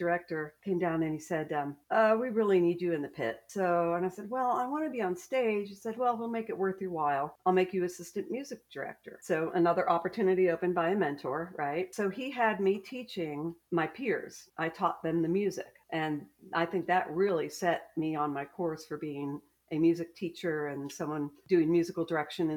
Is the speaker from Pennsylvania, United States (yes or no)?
yes; State College, Pennsylvania, United States; moved away as an adult; now in Greenville, United States; I grew up in State College